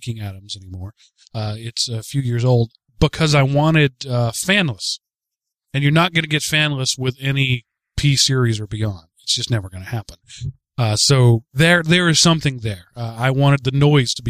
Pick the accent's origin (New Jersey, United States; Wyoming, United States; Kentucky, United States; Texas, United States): Texas, United States; I'm from Texas and I've grown up in rural areas all my life.